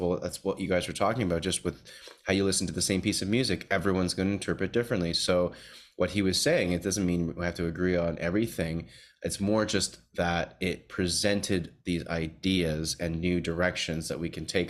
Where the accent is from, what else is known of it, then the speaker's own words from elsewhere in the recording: Toronto, Ontario, Canada; moved away; I'm back visiting my hometown of Toronto, Canada here